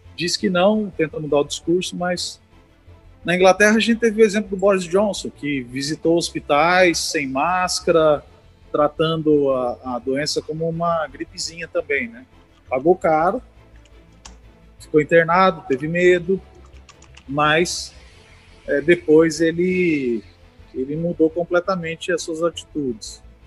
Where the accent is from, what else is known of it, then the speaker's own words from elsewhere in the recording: Birigui, São Paulo, Brazil; Minha cidade natal chama Birigui, interior de São Paulo, tem 100 mil habitantes